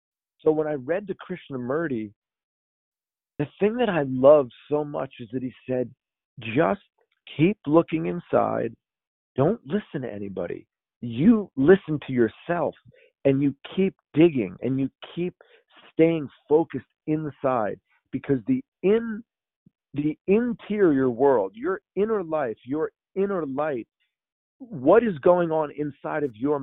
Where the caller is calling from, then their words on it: New York, United States; I am right outside of New York City in Westchester, about 30 minutes north of the city.